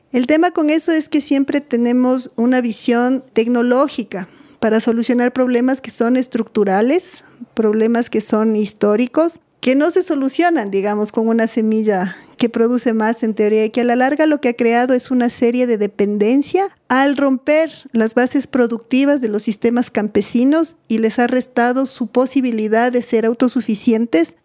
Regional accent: Quito, Pichincha, Ecuador; Bueno, yo soy de Quito. Nací aquí, he vivido aquí casi toda mi vida

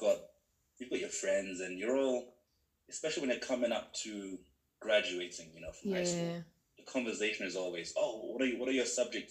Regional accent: United Kingdom; I was 8 years old. So I've spent most of my life here. I'm 28 now. Mm-hmm. And basically went to primary school here, went to high school and uni, everything, college.

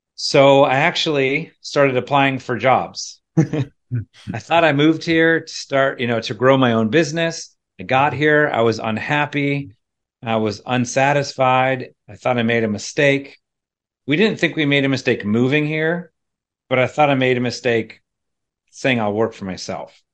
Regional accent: central PA, Pennsylvania, United States; moved away as an adult; also born or lived in State College, Pennsylvania; now in Charlottesville, United States; it wasn't only leaving my hometown

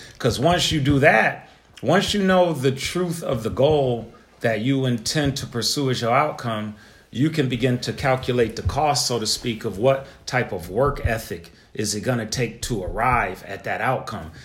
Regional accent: Buffalo, New York, United States; I'm from Buffalo

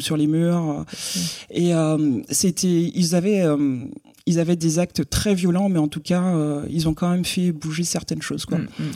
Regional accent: Guadeloupe; moved away as an adult; also born or lived in Bordeaux; je viens de la Guadeloupe, donc euh, à l'époque où je vivais en Guadeloupe

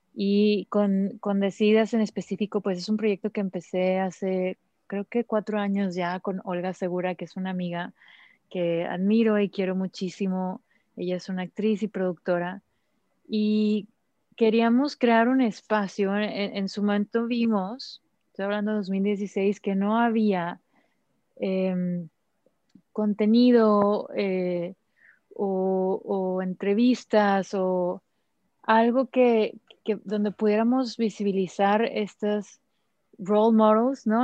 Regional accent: Mexico

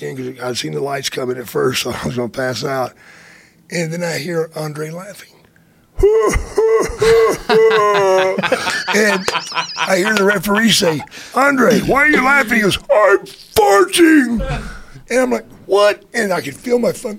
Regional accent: about 60 miles from Dallas, Texas, United States; Dallas, Texas, which is like 60 miles from my hometown

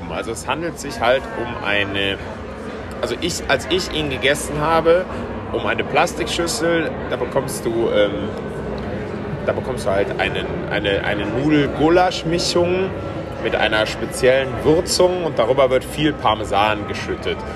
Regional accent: West Germany, Germany; aber irgendwie ist es als Deutscher als Westdeutscher ja schon auch immer noch ausgefallen

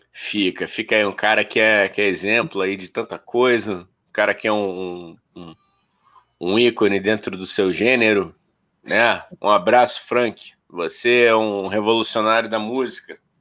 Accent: Rio de Janeiro, Brazil; a gente é carioca

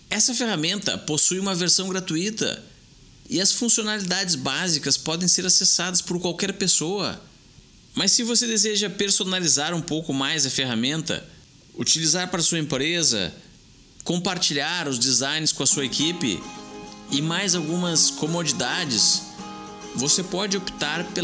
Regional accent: Jundiaí, São Paulo, Brazil; Sou daqui da cidade de Jundiaí, interior de São Paulo.

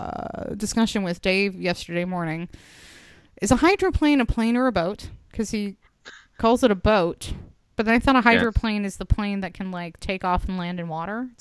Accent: Benicia, California, United States; my hometown of Benicia, California

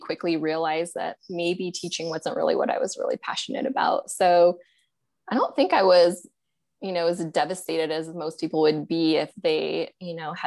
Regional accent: Montana, United States; moved away as an adult; also born or lived in New Jersey; now in Austin, United States; I was born and raised in Montana

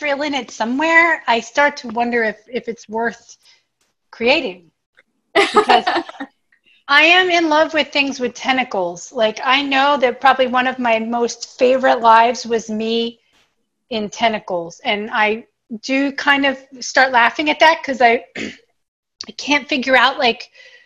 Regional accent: Bucks County, Pennsylvania, United States; born or raised there; now in Los Angeles, United States

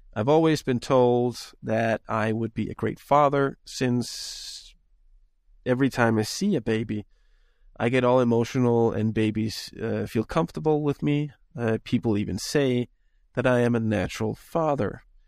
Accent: Denmark; now in United States; I'm from Europe. I'm originally from Denmark.

